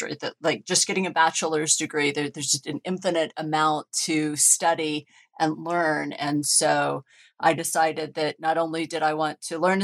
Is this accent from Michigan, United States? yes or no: no; Oklahoma, United States; I grew up in Oklahoma, and I grew up with hippie parents